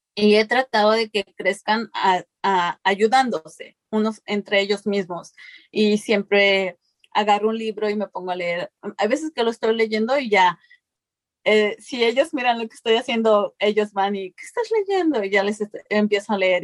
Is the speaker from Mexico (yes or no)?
yes; Mexico; now in United States; yo vengo de México, yo crecí en un lugar donde pues nuestra alimentación era lo que cosechábamos